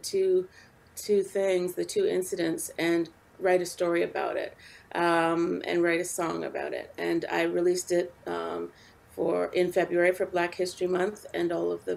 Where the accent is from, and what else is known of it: Canada; born or raised there